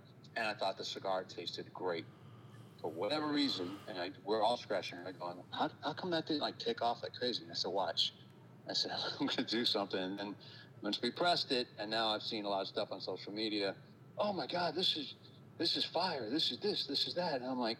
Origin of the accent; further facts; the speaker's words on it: San Francisco, California, United States; When I was a kid, I grew up in San Francisco in the city